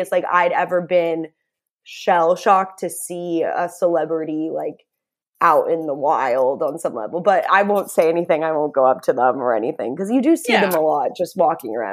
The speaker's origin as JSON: {"language": "English", "region": "New Mexico", "country": "United States", "moved": "as an adult", "lives_now": "Los Angeles, United States", "said": "So I currently live in LA, even though I'm originally from New Mexico, and I do go back there very often"}